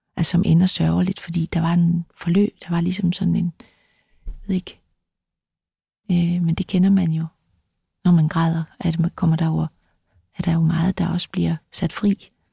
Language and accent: Danish; Løsning, Southern Denmark, Denmark; also born or lived in Vejle; jeg er født i, på Vejle, øh, et, et Sankt Maria Hospitalet i Vejle, som var sådan et, et sted, hvor der var nonner øh, der tog imod øh, mig. Øh, vi boede i en by, der hed Løsning